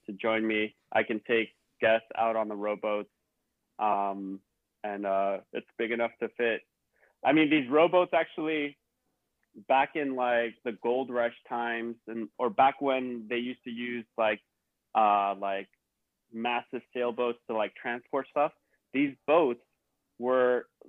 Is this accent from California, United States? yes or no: yes; Bay Area, California, United States; growing up in the Bay Area